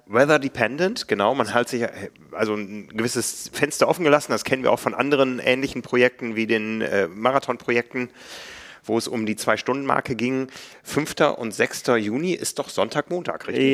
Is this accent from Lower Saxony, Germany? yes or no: yes; Osnabrück, Lower Saxony, Germany; moved away; in Osnabrück damals in meiner Heimat